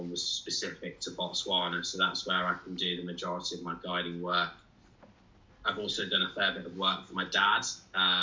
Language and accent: English; Worcestershire, West Midlands, United Kingdom; I was born in Worcestershire. I've always, you know, the family home has always been in Worcestershire